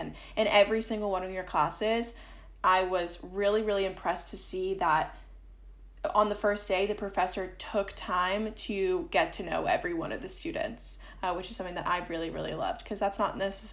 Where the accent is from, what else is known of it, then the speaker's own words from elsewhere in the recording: Boston, Massachusetts, United States; moved away as an adult; now in California, United States; I'm originally from Massachusetts, so I'm an out-of-state student, but I really love living in California